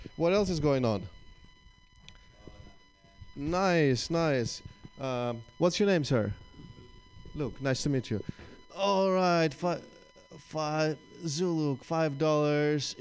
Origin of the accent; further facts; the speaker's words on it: Russia; English is a second language; moved away as an adult; now in United States; I am indeed Russian